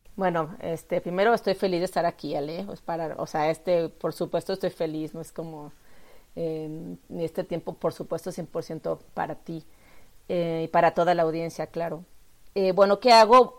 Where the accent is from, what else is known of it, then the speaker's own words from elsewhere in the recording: Mexico; yo soy artista plástica mexicana